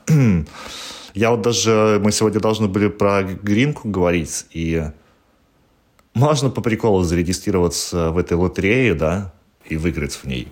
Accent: Belarus; moved away as an adult; now in Gdansk, Poland; я уезжал из Беларуси 4 раза

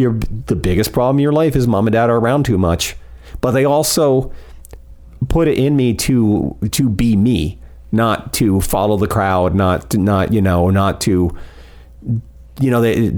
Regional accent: Fort Pierce, Florida, United States; I grew up in Fort Pierce

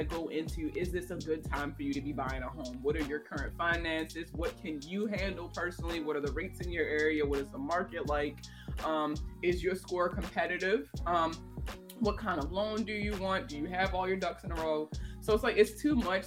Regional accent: Northeast, United States; I'm from the Northeast and we're so full of ourselves

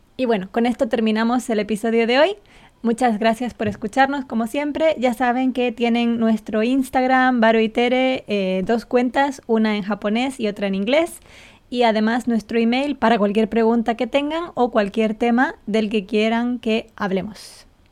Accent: Gran Canaria, Canary Islands, Spain; la Unión Deportiva de Las Palmas es el equipo de mi isla

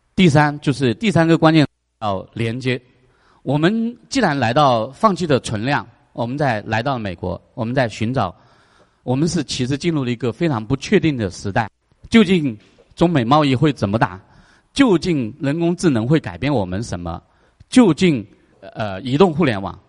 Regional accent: China; now in United States; 我们中国人

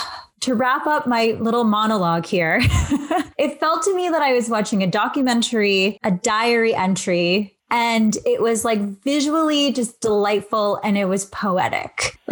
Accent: Canada; So I know I'm Filipino and Canadian

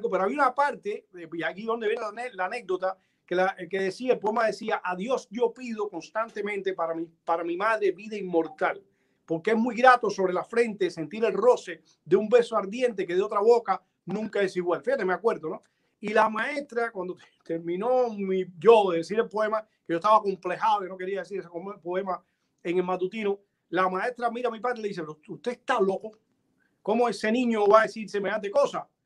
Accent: Punta Brava, Havana, Cuba; born there; yo nací en Punta Brava, un pueblo muy pequeño que está en la afuera de, de, La Habana, muy cerca de Santa Fe y de Bauta

